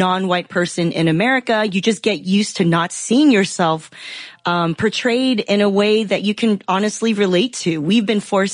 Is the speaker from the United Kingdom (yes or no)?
no; Los Angeles, California, United States; also born or lived in Taiwan / Philadelphia; I grew up in Southern California. I grew up in the Los Angeles area